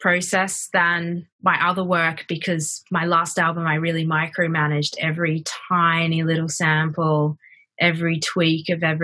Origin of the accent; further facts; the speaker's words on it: Brisbane, Queensland, Australia; moved away as an adult; also born or lived in New York / Lyon, France; now in London, United Kingdom; I'm originally from Brisbane, Australia